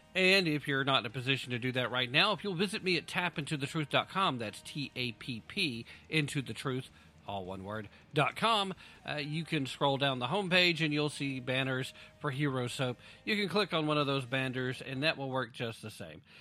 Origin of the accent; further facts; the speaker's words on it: United States; as an American who's a freedom loving American who loves the Constitution